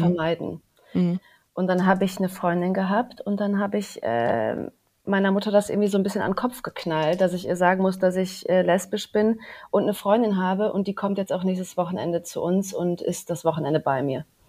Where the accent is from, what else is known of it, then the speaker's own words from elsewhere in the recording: Cologne, North Rhine-Westphalia, Germany; moved away; also born or lived in Düsseldorf; Ich habe damals noch in Köln gelebt, also ich komme aus Köln übrigens